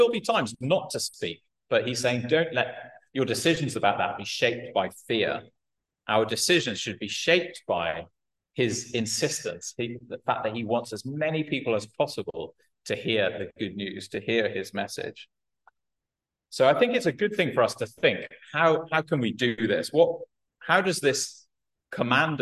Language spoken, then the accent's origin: English; United Kingdom; I'm British